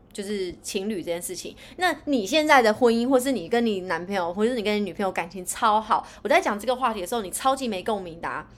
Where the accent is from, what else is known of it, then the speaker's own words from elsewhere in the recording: East Coast, Taiwan; now in Northern Taiwan; 我是来自东海岸的，我是来自东海岸，北漂的女子